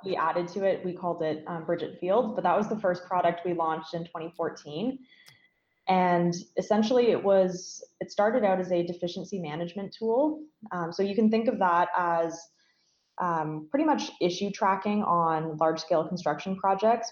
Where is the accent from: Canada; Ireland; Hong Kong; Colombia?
Canada; Stratford, Ontario; growing up in Stratford, I was very involved in the arts community there, um, still am